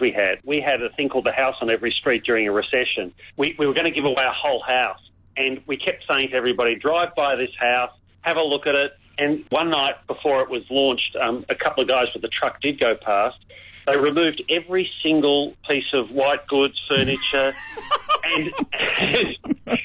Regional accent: Victoria, Australia; my home state of Victoria

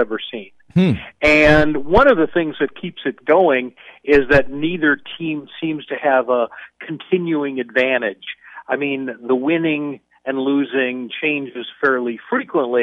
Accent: outside of Chicago, Illinois, United States; moved away; I was a kid growing up outside of Chicago

